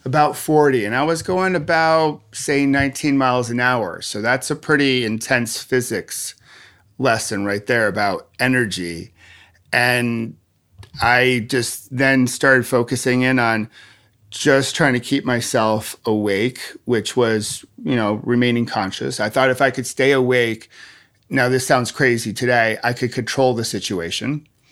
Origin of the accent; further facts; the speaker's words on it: Rochester, New York, United States; moved away; I grew up in Rochester, New York, the home of Kodak.